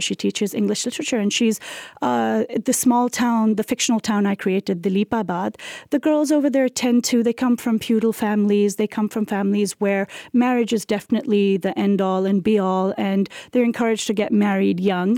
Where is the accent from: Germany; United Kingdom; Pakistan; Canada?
Pakistan